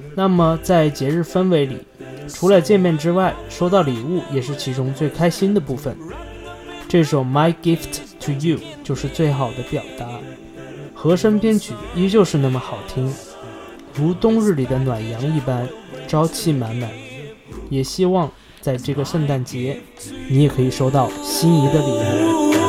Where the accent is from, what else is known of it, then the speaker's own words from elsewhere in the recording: southern China, China; 作为南方人